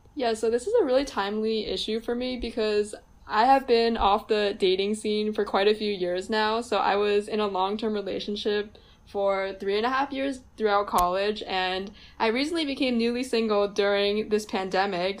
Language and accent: English; New Jersey, United States; I am Chinese and I'm from New Jersey. So, growing up, I was in a pretty white dominated uh, suburban environment.